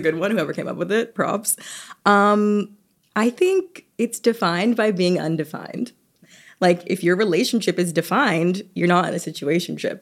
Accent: Atlanta, Georgia, United States; moved away; I'm from Atlanta

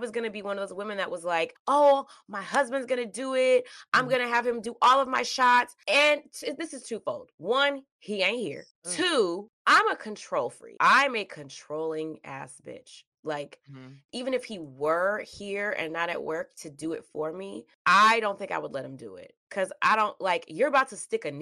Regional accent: the South, Georgia, United States; also born or lived in Mississippi; I grew up in the South. I was born in Mississippi. Mm-hmm. I am from Georgia.

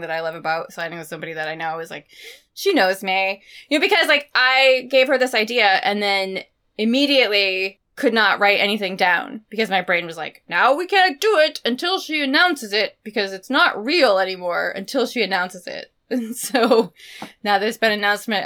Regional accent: Maine, United States; moved away; where I grew up in Maine

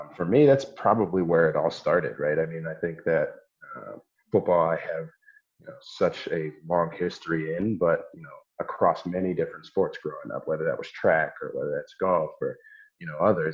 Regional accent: Columbus, Ohio, United States; also born or lived in San Diego, California; We moved back here to Columbus when my dad was coaching with the Ohio State Buckeyes

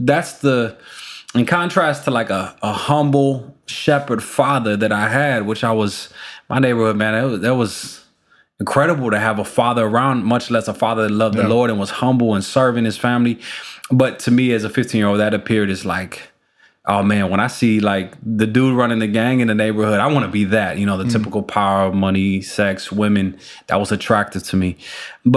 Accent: Chicago, Illinois, United States; We're Chicago, Illinois, born and raised, and proud of being a Chicagoan

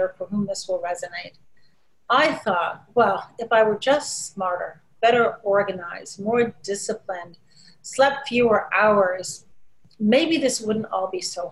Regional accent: Chicago, Illinois, United States; also born or lived in Shiraz, Iran; the Chicago Tribune, my hometown paper

